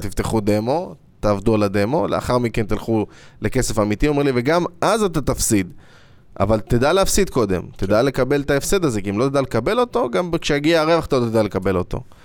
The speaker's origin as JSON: {"language": "Hebrew", "country": "Israel"}